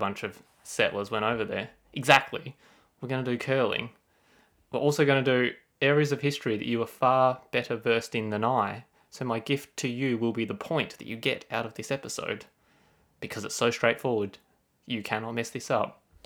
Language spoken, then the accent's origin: English; Australia; As an Australian